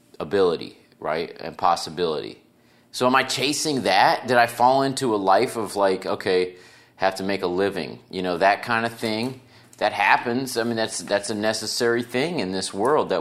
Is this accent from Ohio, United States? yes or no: yes; Cincinnati, Ohio, United States; I'm from Cincinnati